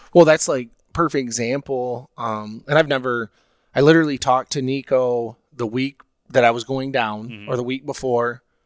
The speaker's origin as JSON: {"language": "English", "area": "Oceana County", "region": "West Michigan", "country": "United States", "tie": "born or raised there", "said": "growing up in Oceana County or you know West Michigan"}